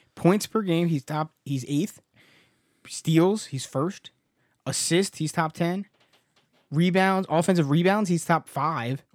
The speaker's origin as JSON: {"language": "English", "region": "New Jersey", "country": "United States", "said": "We're from New Jersey."}